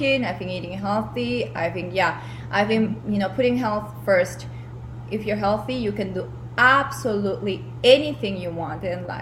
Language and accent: English; Peru; moved away as an adult; Some of you know I am originally from Peru. I grew up there. I went to university there as well